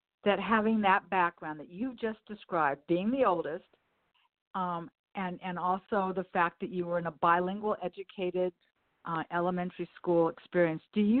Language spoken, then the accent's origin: English; Los Angeles, California, United States; I was also born and raised in Westchester